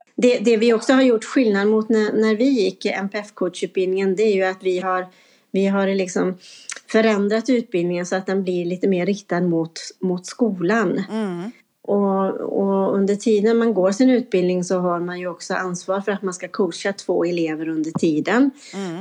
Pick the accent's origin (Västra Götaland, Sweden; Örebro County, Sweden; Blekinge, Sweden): Västra Götaland, Sweden; Vårgårda; det är min hemkommun som jag har varit ifrån och jobbat i en annan kommun under en period. Men nu är jag tillbaka.